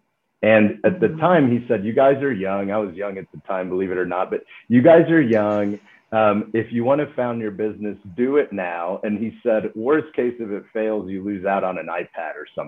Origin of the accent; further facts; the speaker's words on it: Dallas, Texas, United States; Grew up in Dallas, Texas. So, you know, ended up coming back home